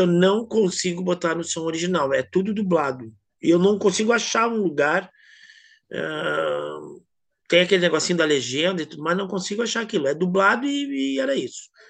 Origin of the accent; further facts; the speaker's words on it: Brazil; eu sou brasileiro